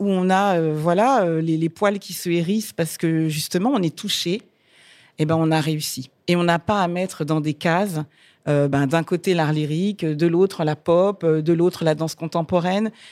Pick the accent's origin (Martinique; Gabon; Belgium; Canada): Martinique; moi, je suis chanteuse lyrique, mais je suis martiniquaise.